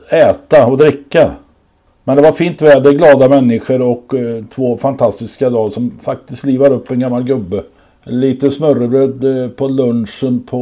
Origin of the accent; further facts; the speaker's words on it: Sweden; man undrar ju hur vi är funtade vi svenskar som sitter ute när det, och äter när